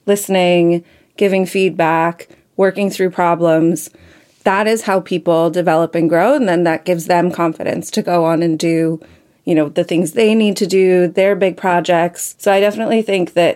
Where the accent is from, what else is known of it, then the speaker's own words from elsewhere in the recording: United States; I'm American